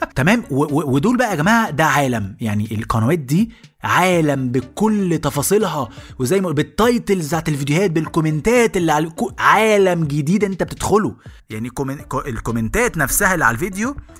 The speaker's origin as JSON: {"language": "Arabic", "country": "Egypt", "said": "انا مواطن مصري"}